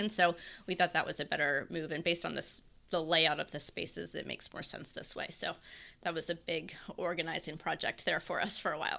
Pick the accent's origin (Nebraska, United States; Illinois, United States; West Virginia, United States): West Virginia, United States; Morgantown; also born or lived in North Carolina / Marion County, West Virginia; now in Fairmont, United States; I'm from Morgantown